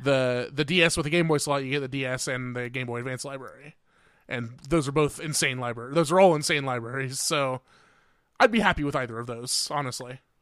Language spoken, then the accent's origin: English; Indiana, United States; I'm from Indiana